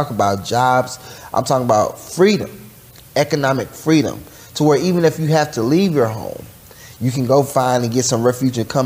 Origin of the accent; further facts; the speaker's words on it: Sugar Land, Texas, United States; I'm from Sugar Land. I'm a seventh generation Texan